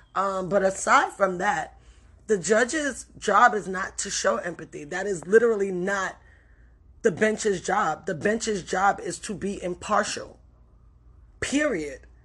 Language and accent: English; New York City, New York, United States; I grew up in the Bronx in the eighties and the nineties.